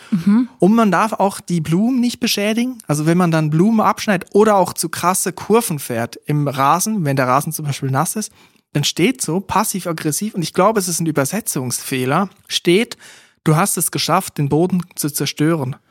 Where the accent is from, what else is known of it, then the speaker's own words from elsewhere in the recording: Switzerland; Ich komme aus der Schweiz